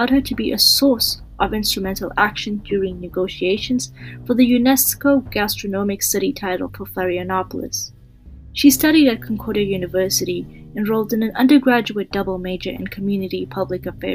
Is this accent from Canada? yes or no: yes; Canada; I am a Canadian medical student